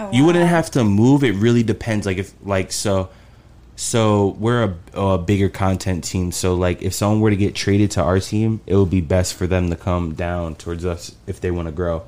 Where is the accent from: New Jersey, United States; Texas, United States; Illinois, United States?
New Jersey, United States; Bayonne; moved away as an adult; also born or lived in Chicago; now in Dallas, United States; I'm from Bayonne, New Jersey